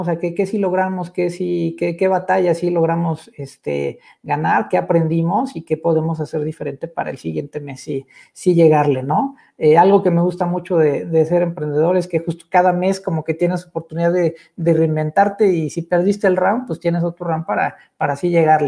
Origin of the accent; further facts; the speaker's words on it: Mexico; como mexicanos y como sociedad